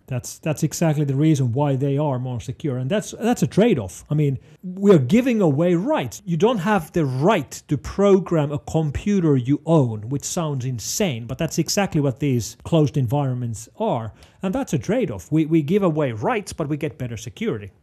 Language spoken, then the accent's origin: English; Finland; first language Finnish; English is a second language; I'm not an English speaker. I speak Finnish. Finnish is my home language, but I need to use English professionally.